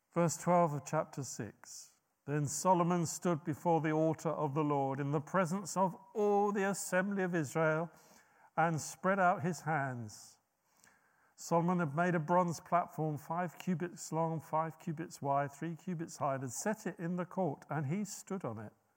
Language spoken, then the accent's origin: English; United Kingdom; us being so British